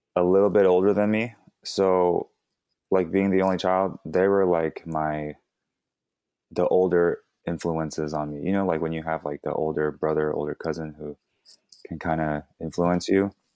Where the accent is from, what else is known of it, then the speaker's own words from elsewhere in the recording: Fremont, California, United States; also born or lived in Daly City / Vallejo; I was born in Daly City, and I was in Daly City till, like, five, five years old, and then I moved to Fremont, which is where I did, like, a majority of my growing up